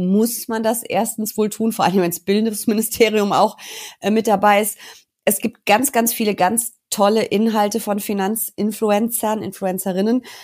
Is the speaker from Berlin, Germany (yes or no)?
no; North Rhine-Westphalia, Germany; Also ich bin ein bisschen mutiger als Herr Lindner ähm, und ich komme aus NRW. Du weißt, unser Abi hier hat ja nicht den allerbesten Ruf